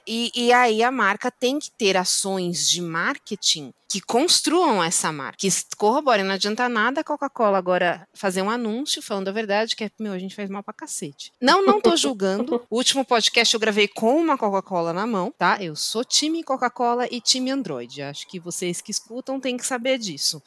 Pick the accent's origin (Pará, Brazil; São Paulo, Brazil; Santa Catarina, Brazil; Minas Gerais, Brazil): São Paulo, Brazil; Osasco; eu nasci em Osasco